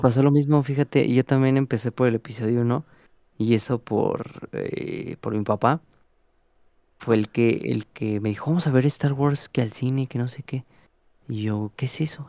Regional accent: Mexico; como mexicanos

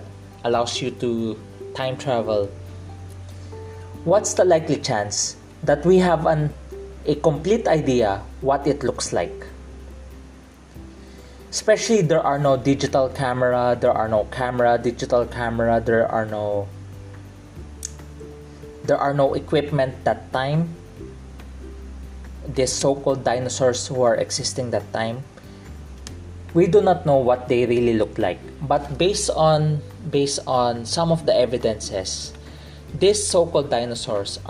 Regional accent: Philippines; accent: Filipino English; I'm a Filipino in the Philippines. We have a Filipino English

